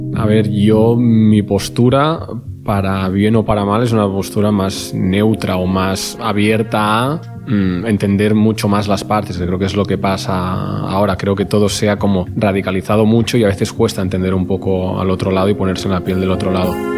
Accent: Torelló, Catalonia, Spain; also born or lived in near León, Spain / Madrid, Spain; Soy nacido en Turelló, al lado de Vic, zona de mucha influencia independentista. Y bueno, y allí estuve viviendo hasta los 9-10 años y después estuve viviendo tres años en el, lo que podría ser un extremo opuesto, en un pueblo de 15.000 habitantes al lado

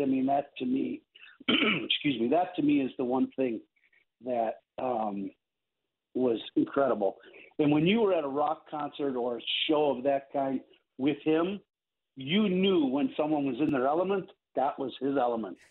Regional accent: Chicago, Illinois, United States; as a Chicagoan that I am

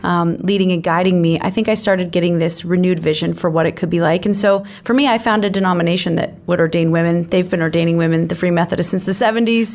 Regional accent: Canada; as Canadian Christians

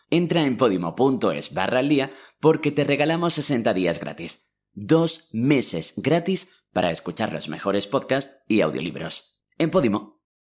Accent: Huércal-Overa, Andalusia, Spain; soy de Huercalovera, un pueblo en la provincia de Almería, en Andalucía

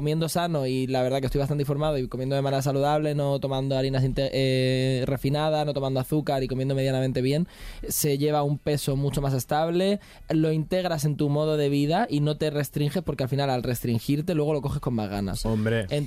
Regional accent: Alicante, Valencian Community, Spain; yo que soy de Alicante

